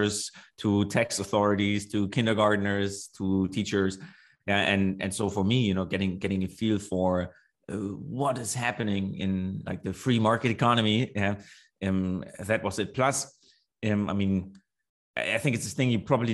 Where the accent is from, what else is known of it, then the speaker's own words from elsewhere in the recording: Germany; also born or lived in south of Germany / Australia; I am currently in Berlin. I am German.